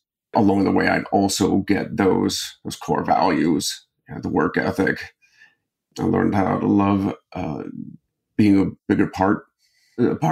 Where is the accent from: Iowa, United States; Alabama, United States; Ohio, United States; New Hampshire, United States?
Ohio, United States; Akron; I grew up in Akron, Ohio